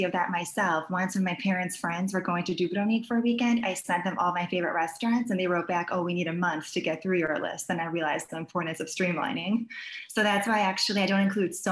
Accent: Chicago, Illinois, United States; I was born in Chicago, but my parents were born and raised in Croatia

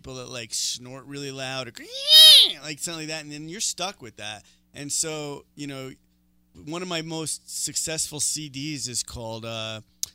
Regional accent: New York City, New York, United States; moved away as an adult; now in Denver, United States; I'm from New York

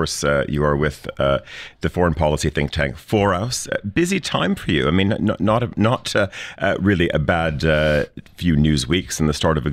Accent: Canada; now in Zurich, Switzerland; I'm Canadian.

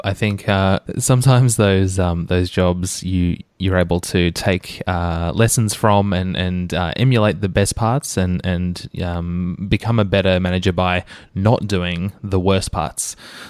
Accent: Melbourne, Victoria, Australia; my hometown, Melbourne, Australia.

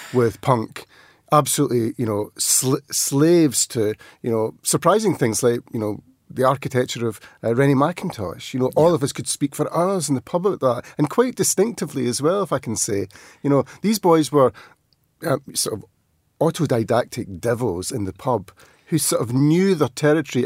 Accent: outside Glasgow, Scotland, United Kingdom; we grew up outside Glasgow

